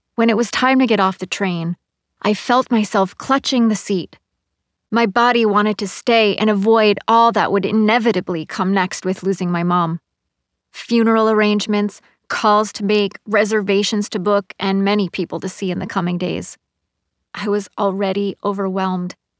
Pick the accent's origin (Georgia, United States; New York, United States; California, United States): New York, United States; Hudson Valley; moved away as an adult; now in New York City, United States; ride an hour up the river to the Hudson Valley to my hometown.